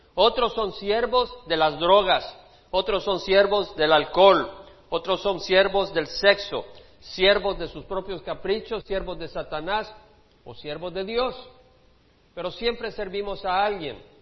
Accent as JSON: {"language": "Spanish", "country": "El Salvador", "said": "como decimos en El Salvador"}